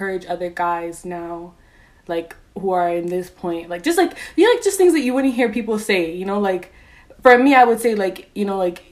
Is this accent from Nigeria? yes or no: yes; Nigeria; we're Nigerian Africans